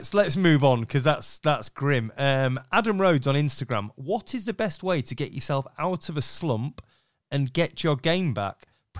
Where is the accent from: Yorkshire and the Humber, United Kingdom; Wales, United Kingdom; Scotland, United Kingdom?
Yorkshire and the Humber, United Kingdom; I'm a Yorkshireman.